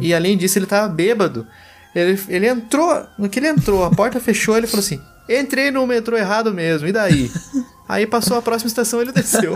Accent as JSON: {"language": "Portuguese", "town": "Pindamonhangaba", "region": "São Paulo", "country": "Brazil", "tie": "born or raised there", "said": "isso aqui é de Pindamonhangaba, minha cidade natal, também interior de São Paulo"}